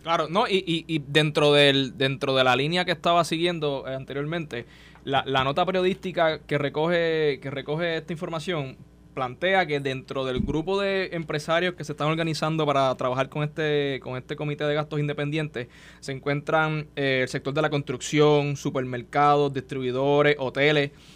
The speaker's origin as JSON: {"language": "Spanish", "country": "Puerto Rico", "said": "somos ciudadanos americanos"}